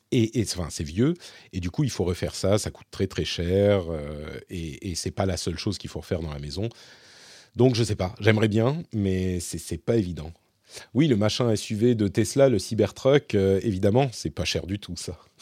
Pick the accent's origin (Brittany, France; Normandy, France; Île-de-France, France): Île-de-France, France; Paris; moved away as an adult; now in Finland; je suis français, je suis parisien, je vis ici en Finlande